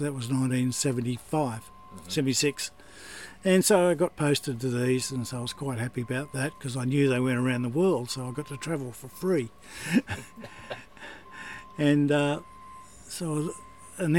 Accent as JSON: {"language": "English", "town": "Sydney", "region": "New South Wales", "country": "Australia", "tie": "born or raised there", "said": "I was born in Sydney and raised"}